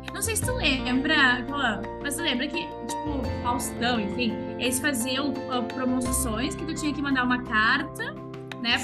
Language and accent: Portuguese; interior of Rio Grande do Sul, Brazil; eu sou do interior do Rio Grande do Sul.